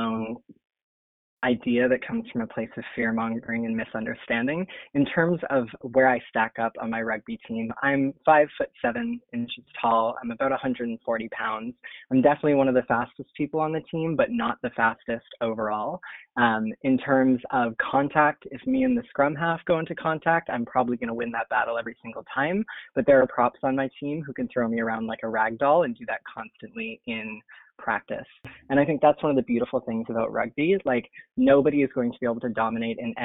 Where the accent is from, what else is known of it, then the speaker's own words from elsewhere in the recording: Niagara Falls, Ontario, Canada; moved away as an adult; also born or lived in Vancouver, British Columbia; now in San Francisco, United States; I grew up in Canada in Niagara Falls, Ontario